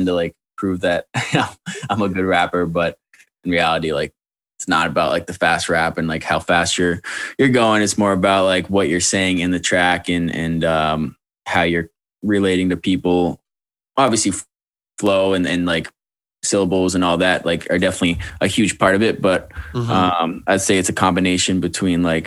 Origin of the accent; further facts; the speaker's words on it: Wilton, New Hampshire, United States; moved away as an adult; also born or lived in Manchester, New Hampshire; now in Georgia, United States; I'm from right near Manchester. I mean, I'm from Wilton